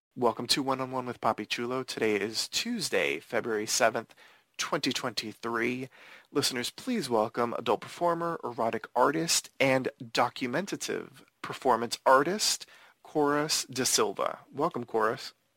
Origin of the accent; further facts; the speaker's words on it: Miami, Florida, United States; also born or lived in Los Angeles; I was born in Los Angeles, but we mm-hmm. ended up moving to Miami.